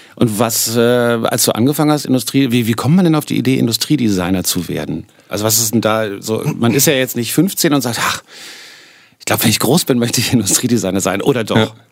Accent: Berlin, Germany; accent: Berlinerisch; als Berliner sage ich zum Beispiel immer dis statt

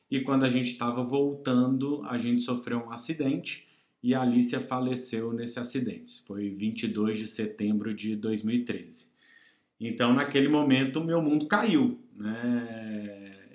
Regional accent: Belo Horizonte, Minas Gerais, Brazil; also born or lived in Bahia / Mato Grosso do Sul; Eu sou mineiro, sou de Belo Horizonte, mas já rodei

